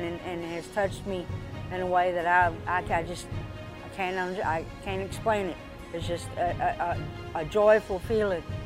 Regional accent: Dallas, Texas, United States; also born or lived in Mesquite, Texas / Paris, Texas / Garland, Texas; I grew up in Dallas, uh, as a small child in, in Mesquite. We moved from Mesquite to, uh, Paris, Texas.

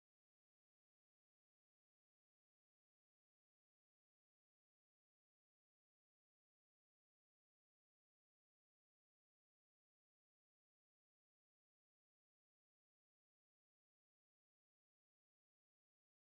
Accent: South Korea; now in United States; my home country, Korea

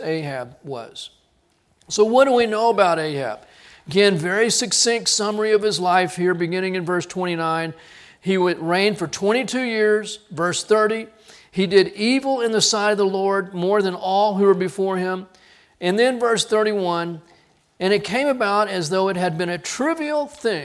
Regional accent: United States; as Americans

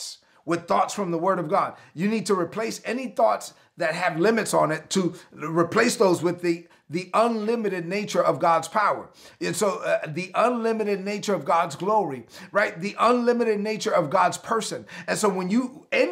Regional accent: New York City, New York, United States; I'm a product of the New York City public school system

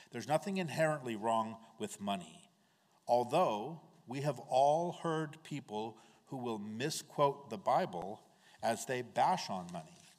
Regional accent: United States; as American Christians

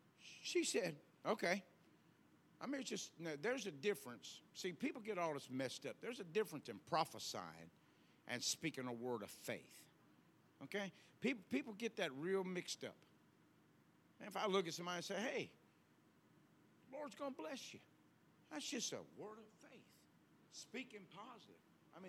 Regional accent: the South, United States; We're from the South. We still believe in whipping.

